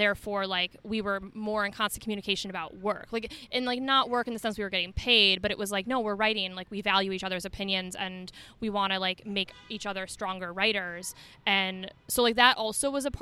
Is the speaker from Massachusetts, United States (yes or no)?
no; Detroit, Michigan, United States; growing up in the Detroit area